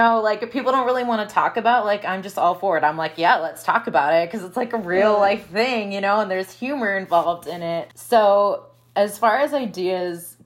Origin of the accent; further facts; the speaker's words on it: Wisconsin, United States; moved away as an adult; also born or lived in Midwest; now in Phoenix, United States; I'm from Wisconsin